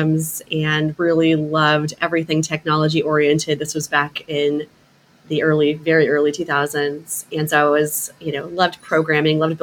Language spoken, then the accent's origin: English; San Antonio, Texas, United States; moved away; also born or lived in Central New York; I grew up in San Antonio, Texas.